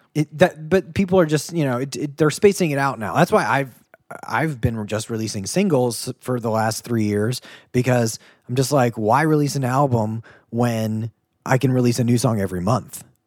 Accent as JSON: {"language": "English", "region": "Ohio / Kentucky", "country": "United States", "also_born_or_lived": "Boston", "said": "I'm from Ohio slash Kentucky."}